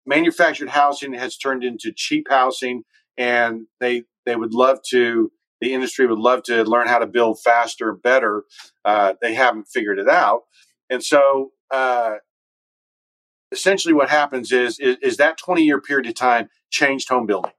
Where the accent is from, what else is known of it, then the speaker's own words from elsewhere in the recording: Dallas, Texas, United States; also born or lived in Boston; I'm from Texas. My wife's from Fort Worth. I was from Dallas